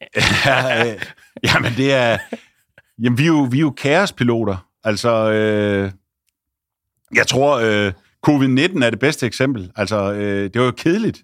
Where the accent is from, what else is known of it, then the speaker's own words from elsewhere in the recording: Esbjerg/Ribe area, Southern Denmark, Denmark; Esbjerg, Ribe og uh, ude på, uh, hvor jeg kommer fra